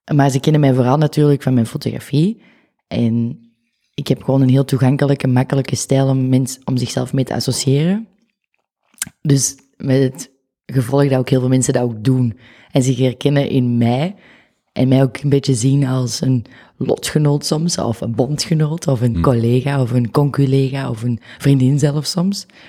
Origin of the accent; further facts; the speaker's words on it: the Kempen, Flanders, Belgium; accent: Kempisch; moved away as an adult; also born or lived in Tilburg, Netherlands / Oud-Turnhout; now in Antwerp, Belgium; ik ben daarna opgegroeid in de Kempen